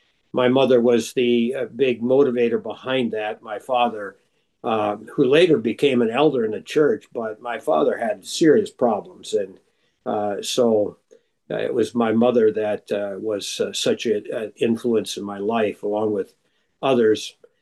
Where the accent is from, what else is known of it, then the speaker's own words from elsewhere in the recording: Duluth, Minnesota, United States; I grew up in Duluth, Minnesota, right on the shore of Lake Superior